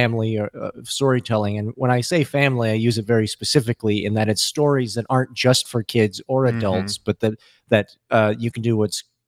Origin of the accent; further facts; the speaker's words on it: Midwest, United States; as a Midwesterner